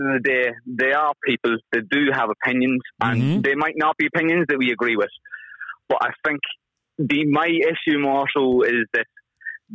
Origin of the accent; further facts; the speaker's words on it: Ireland; I'm proud to be Irish